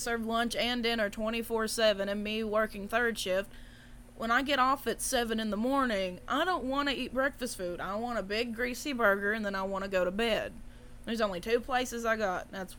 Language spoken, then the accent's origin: English; Greeneville, Tennessee, United States; whenever I tell people I'm from Greenville, everybody assumes I'm from South Carolina.